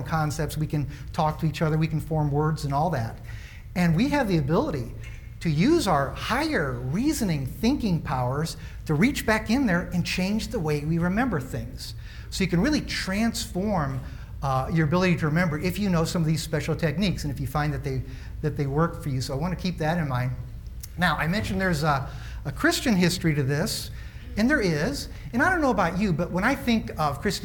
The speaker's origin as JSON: {"language": "English", "town": "Springfield", "region": "Illinois", "country": "United States", "tie": "born or raised there", "moved": "yes", "said": "my hometown, Springfield, Illinois, the land of Lincoln"}